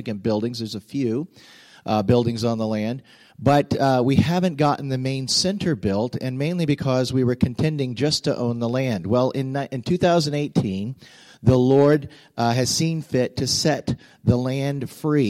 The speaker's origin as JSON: {"language": "English", "region": "Ohio", "country": "United States", "tie": "born or raised there", "moved": "yes", "lives_now": "Florida, United States", "said": "I grew up in Ohio"}